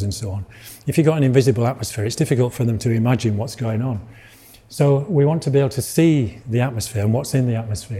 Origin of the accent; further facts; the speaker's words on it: Yorkshire and the Humber, United Kingdom; accent: Yorkshire; now in Malvern, United Kingdom; I come from Yorkshire originally, you can probably tell from my accent. But I live near Malvern now.